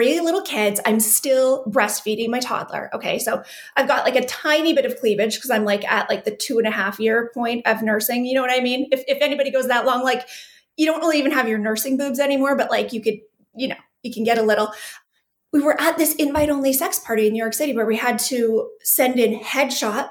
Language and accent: English; southwestern Manitoba, Canada; also born or lived in Calgary, Alberta; So I am Canadian, born and raised, actually born in Calgary. I grew up in Manitoba, super small town, southwestern Manitoba.